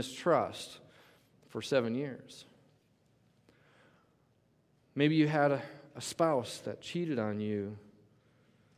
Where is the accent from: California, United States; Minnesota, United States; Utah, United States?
Minnesota, United States; Coon Rapids; in Minnesota, I grew up in Coon Rapids.